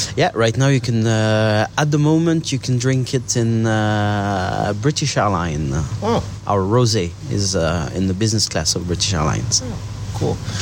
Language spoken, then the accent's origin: English; Champagne, Grand Est, France; I'm a kid from Champagne, and I remember when I was uh, young, the vineyards were all uh, brown